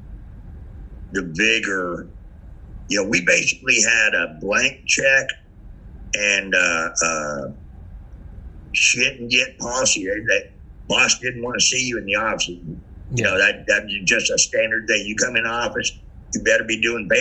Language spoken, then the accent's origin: English; San Francisco, California, United States; I'm born and raised in San Francisco